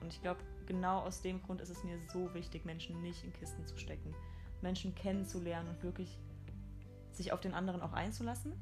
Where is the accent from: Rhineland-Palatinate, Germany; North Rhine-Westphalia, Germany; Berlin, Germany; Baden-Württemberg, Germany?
Rhineland-Palatinate, Germany; Mainz; first language German; komme aus Mainz, ich bin ein Mainzer Mädchen, aus Deutschland.